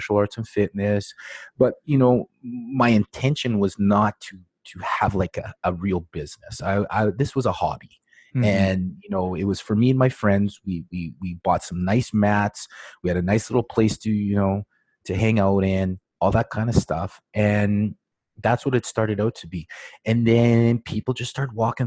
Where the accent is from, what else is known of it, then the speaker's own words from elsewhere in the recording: Regina, Saskatchewan, Canada; I'm from Regina, Saskatchewan, and I'm right in the middle of Canada.